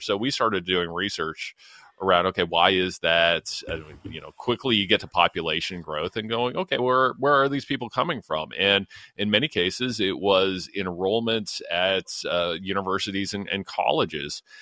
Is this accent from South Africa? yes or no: no; London, Ontario, Canada; my hometown of London, Ontario